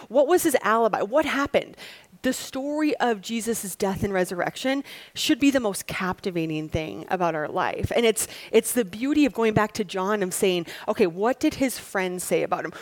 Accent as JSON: {"language": "English", "region": "Wisconsin", "country": "United States", "said": "I'm from Wisconsin"}